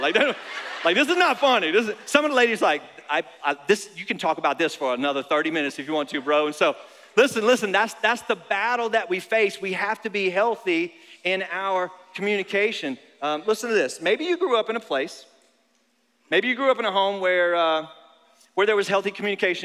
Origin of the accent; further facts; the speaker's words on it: North Carolina, United States; now in Florida, United States; I grew up in North Carolina